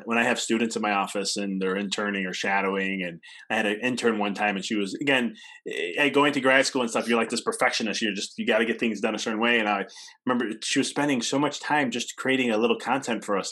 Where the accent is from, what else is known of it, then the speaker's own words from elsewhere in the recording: Illinois, United States; I come from Illinois